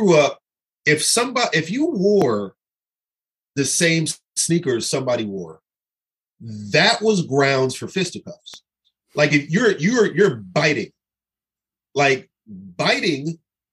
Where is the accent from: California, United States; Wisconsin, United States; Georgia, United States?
California, United States; Pasadena; I grew up in California in the 80s, which was the height of gang warfare. And like I lived in Pasadena